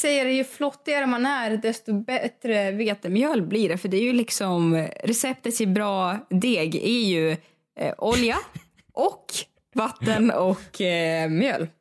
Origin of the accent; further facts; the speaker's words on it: Russia; also born or lived in Sweden; now in Stockholm, Sweden; i Ryssland är jag uppväxt med att hundarna säger gav gav